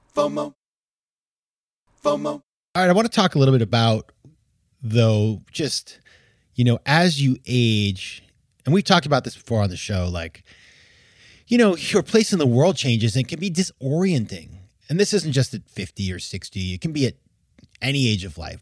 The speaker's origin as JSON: {"language": "English", "region": "Maine", "country": "United States", "said": "I grew up skiing. I'm from Maine"}